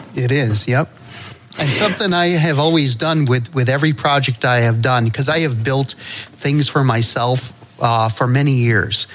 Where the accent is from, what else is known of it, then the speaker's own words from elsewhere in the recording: Connecticut, United States; I'm I'm from Connecticut